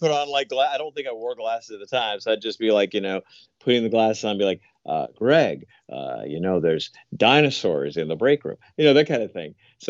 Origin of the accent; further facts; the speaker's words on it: the South, United States; And the fact that I came from the South, but I don't necessarily have one of them Southern accents.